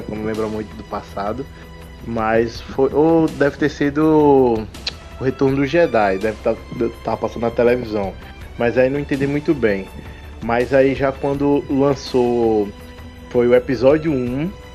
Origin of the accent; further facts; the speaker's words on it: Recife, Pernambuco, Brazil; tenho 29 anos, sou de Recife